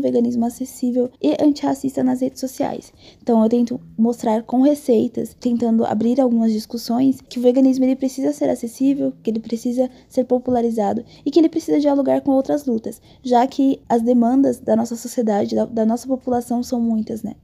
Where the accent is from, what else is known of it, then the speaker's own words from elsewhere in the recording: Salvador, Bahia, Brazil; now in São Paulo, Brazil; Nasci em Salvador, Bahia, mas moro em São Paulo há alguns anos.